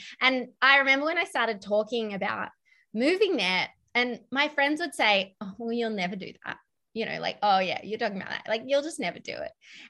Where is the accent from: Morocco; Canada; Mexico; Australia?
Australia; Melbourne, Victoria; So Steph and I grew up in Melbourne.